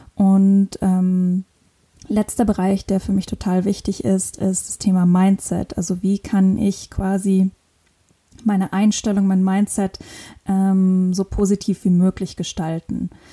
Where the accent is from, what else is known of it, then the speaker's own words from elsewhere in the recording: northern Luxembourg, Luxembourg; moved away as an adult; also born or lived in Innsbruck, Austria / Cape Verde / Lisbon, Portugal; Ich komme aus Luxemburg, bin im tiefen Norden Luxemburgs geboren und aufgewachsen mit ganz vielen Tieren.